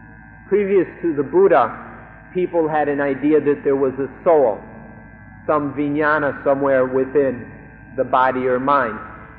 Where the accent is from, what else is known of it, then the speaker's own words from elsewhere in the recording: Thailand; I myself, when I was a small child growing up in Thailand, when I was a little boy, I was taught this as well.